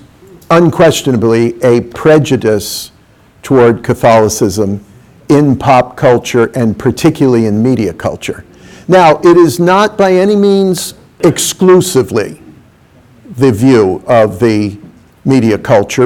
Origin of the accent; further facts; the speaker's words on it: New York, United States; I came from New York